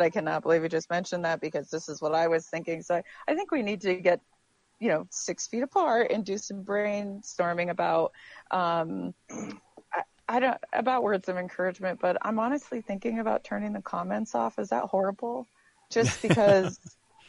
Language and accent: English; New York, United States; I'm a New Yorker